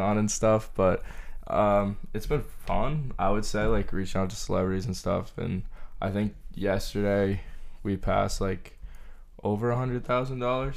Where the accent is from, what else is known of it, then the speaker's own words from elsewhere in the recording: Groton, Massachusetts, United States; I'm from Groton, Massachusetts. It's like central